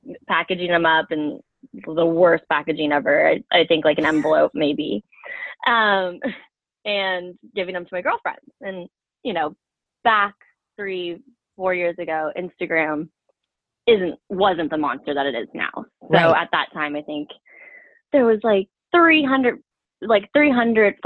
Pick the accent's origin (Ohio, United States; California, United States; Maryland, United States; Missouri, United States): California, United States; Bay Area; moved away as an adult; also born or lived in Colorado; I grew up in the Bay Area